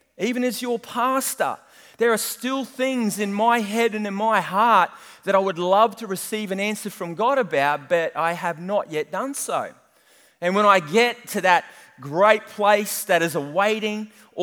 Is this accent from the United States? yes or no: no; New Zealand; moved away; I am a Kiwi